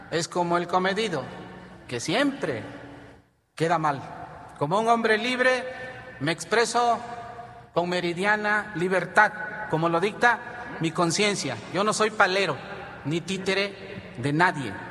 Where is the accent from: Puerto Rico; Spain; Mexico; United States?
Mexico; Guerrero; Soy un guerrerense tan digno que me llena de orgullo